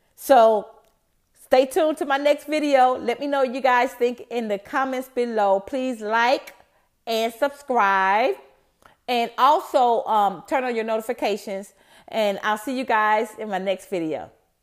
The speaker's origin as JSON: {"language": "English", "town": "Atlanta", "region": "Georgia", "country": "United States", "said": "I'm from Atlanta"}